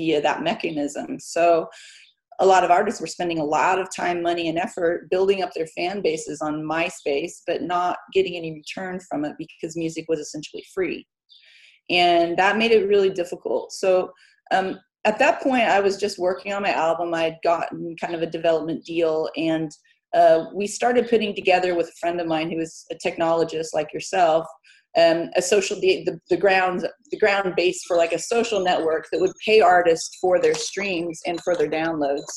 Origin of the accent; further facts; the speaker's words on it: Midwest, United States; moved away as an adult; also born or lived in Terre Haute, Indiana, United States / south of France / Spain; now in Lenzie, United Kingdom; we grew up in the Midwest.